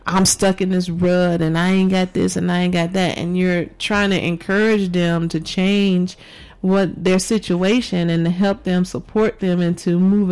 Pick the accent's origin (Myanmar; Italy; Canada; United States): United States; Chicago, Illinois; moved away as an adult; also born or lived in Georgia; now in Las Vegas, United States; I was born and raised in Chicago and spent most of my life there